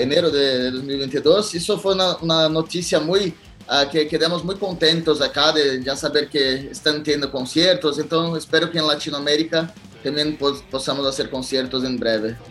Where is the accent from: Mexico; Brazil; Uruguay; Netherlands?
Brazil; Es un país muy grande